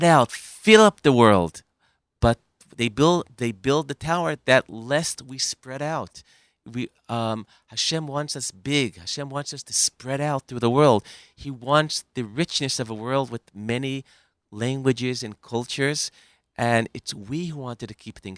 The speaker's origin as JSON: {"language": "English", "country": "United States", "tie": "born or raised there", "moved": "yes", "lives_now": "Israel", "said": "I grew up in America."}